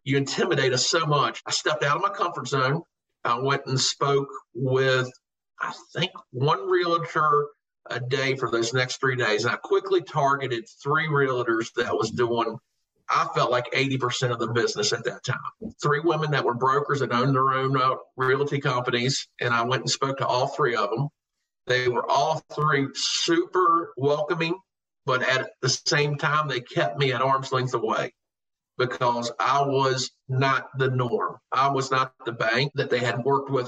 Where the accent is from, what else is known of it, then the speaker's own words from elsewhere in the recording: Covington, Virginia, United States; So they sent me to Covington back home to my hometown.